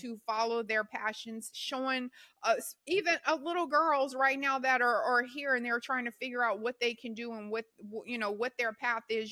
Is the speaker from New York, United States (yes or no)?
no; Louisiana, United States; I'm from Louisiana